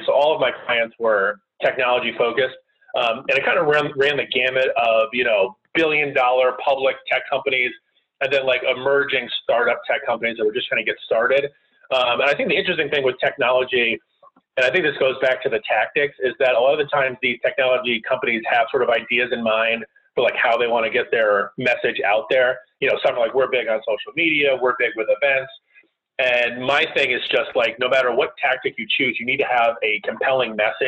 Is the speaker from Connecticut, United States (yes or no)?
yes; Connecticut, United States; moved away as an adult; now in Washington, D.C., United States; I grew up in the middle of nowhere in Connecticut.